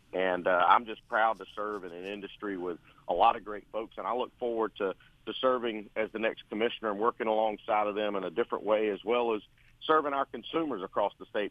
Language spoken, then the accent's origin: English; Ocilla, Georgia, United States; I'm from Osceola, Irwin County, born and raised down here on a family farm